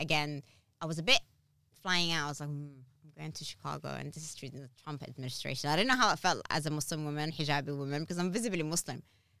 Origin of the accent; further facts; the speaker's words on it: Harrow, London, United Kingdom; I'm like, I come from Harrow, do you want to come with me?